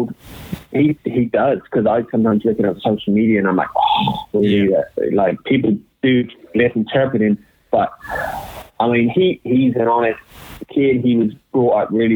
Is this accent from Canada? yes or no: no; United Kingdom; we're both British